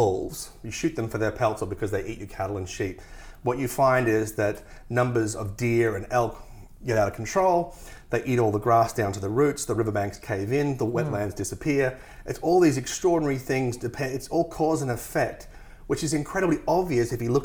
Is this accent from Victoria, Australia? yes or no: no; Tasmania, Australia; I come from Tasmania, which has the highest percentage of World Heritage listed forests in the world